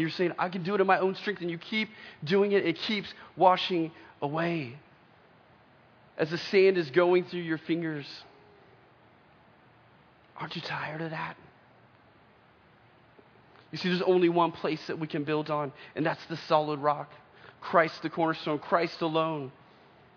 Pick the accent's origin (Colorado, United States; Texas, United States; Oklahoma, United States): Oklahoma, United States; I remember growing up in Oklahoma, we lived in just this little house